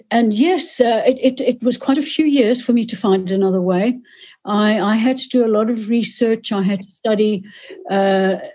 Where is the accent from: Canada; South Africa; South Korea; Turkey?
South Africa; moved away as an adult; also born or lived in United Kingdom; I am South African, born and bred, and went to university there.